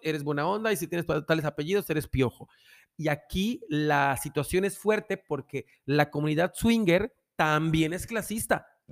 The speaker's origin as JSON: {"language": "Spanish", "region": "Yucatán", "country": "Mexico", "said": "los que somos yucatecos"}